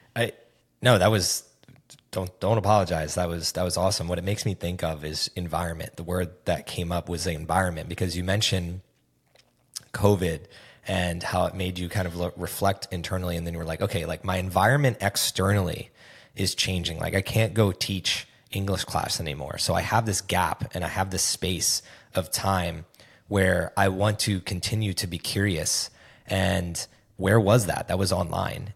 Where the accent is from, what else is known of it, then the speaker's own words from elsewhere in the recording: East Coast of the United States, United States; moved away as an adult; also born or lived in Nashville, Tennessee; now in Austin, United States; I grew up on the East Coast of the United States, uh, for twenty-four years until I moved to Nashville, Tennessee